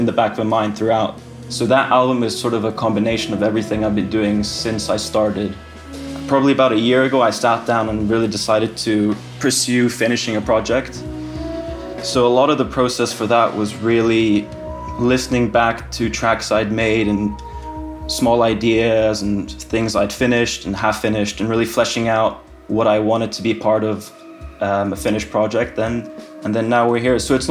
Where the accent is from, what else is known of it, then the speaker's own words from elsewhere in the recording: Switzerland; moved away as an adult; also born or lived in Finland; now in London, United Kingdom; I'm from Finland, but I grew up in Switzerland, actually. But I moved to London to study when I was 18.